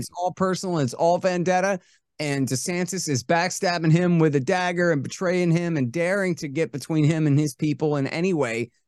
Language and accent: English; United States; I'm from here